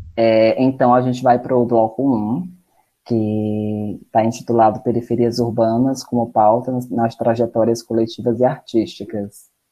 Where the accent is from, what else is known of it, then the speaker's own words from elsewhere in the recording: Maranguape, Ceará, Brazil; also born or lived in Fortaleza; eu não sou da cidade de Fortaleza, eu sou de Maranguape. E aí eu acabo indo para Fortaleza por conta dos estudos